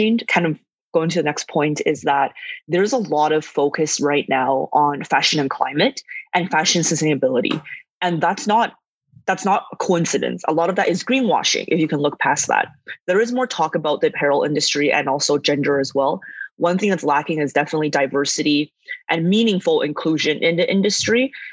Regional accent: Calgary, Alberta, Canada; also born or lived in northern China; now in Vancouver, Canada; I was born in northern China. I immigrated to Canada with my family when I was 8. And I grew up in Calgary and later moved to Vancouver

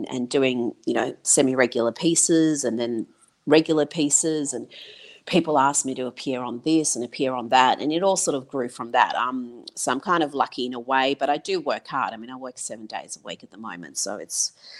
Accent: Iran; also born or lived in Pine Bluff, Arkansas, United States; now in Australia; I was raised in Iran. My childhood was there, until I moved to Australia

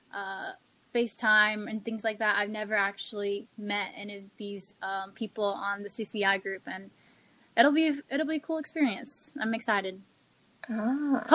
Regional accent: the South, United States; moved away as an adult; also born or lived in China; now in Florida, United States; I grew up from the South, we have this type of over-encompassing culture

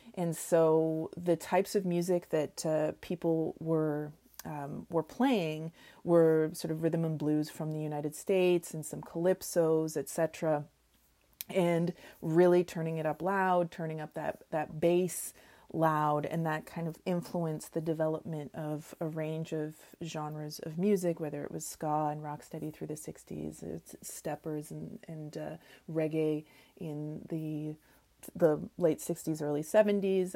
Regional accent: Oshawa, Ontario, Canada; moved away; I grew up in Oshawa, Ontario

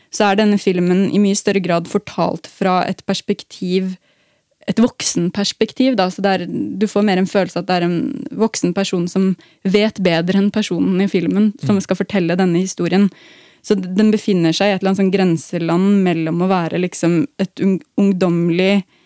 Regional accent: Norway; som nordmenn

